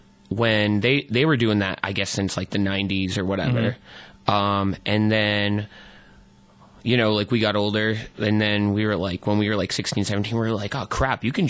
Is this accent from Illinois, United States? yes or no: no; Ashland, Pennsylvania, United States; I grew up in Ashland